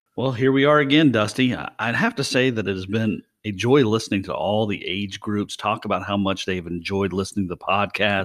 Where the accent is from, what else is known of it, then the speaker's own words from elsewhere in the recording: West Virginia, United States; I'm from West Virginia